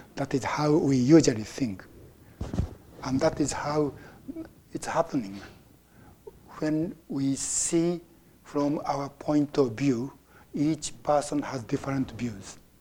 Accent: Japan; now in United States; I was born in Japan and I became a Buddhist, and now I live in America. So my view is uh, basically Japanese Buddhist point of view

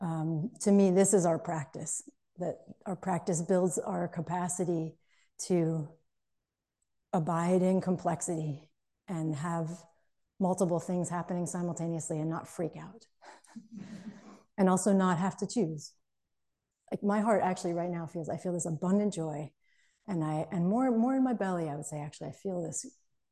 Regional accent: outside of Boston, Massachusetts, United States; I grew up outside of Boston in Massachusetts

